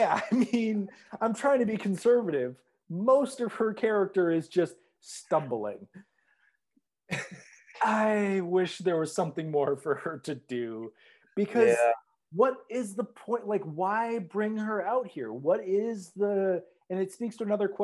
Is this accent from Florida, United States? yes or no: no; Minneapolis, Minnesota, United States; I'm from Minneapolis, which is on the Mississippi River.